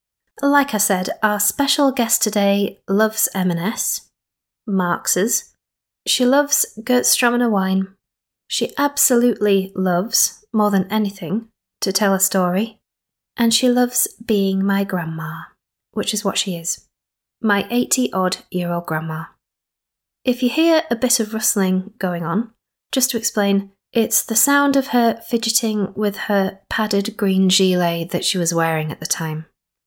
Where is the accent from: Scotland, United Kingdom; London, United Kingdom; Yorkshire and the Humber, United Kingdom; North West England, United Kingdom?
Yorkshire and the Humber, United Kingdom; Skipton; Which is where I'm originally from